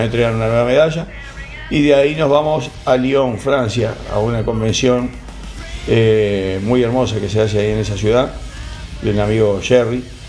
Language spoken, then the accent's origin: Spanish; Uruguay; now in Argentina; Soy uruguayo, pero Argentina para mí es mi segundo amor, vivo acá hace mucho